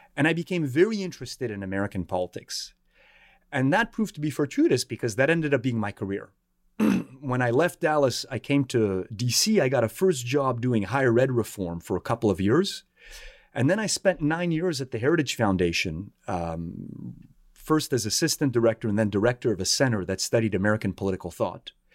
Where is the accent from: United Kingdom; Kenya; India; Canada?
Canada; Montreal, Quebec; moved away as an adult; now in Washington, D.C., United States; I was born and raised in Montreal